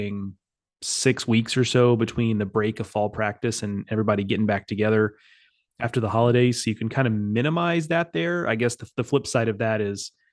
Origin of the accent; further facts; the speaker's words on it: Gulf Coast, Texas, United States; growing up on the Gulf Coast